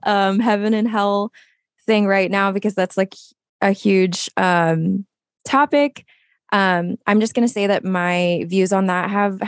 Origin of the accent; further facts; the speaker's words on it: Philippines; Like, I am a Filipino woman.